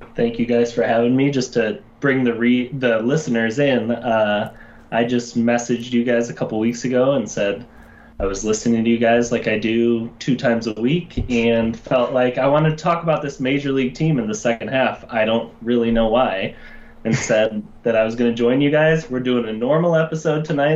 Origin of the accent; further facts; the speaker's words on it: Chicago, Illinois, United States; I am a Chicagoan. I live on the north side of Chicago